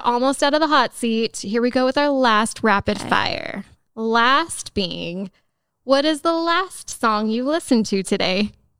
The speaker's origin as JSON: {"language": "English", "town": "Los Angeles", "region": "California", "country": "United States", "moved": "yes", "said": "I am from California."}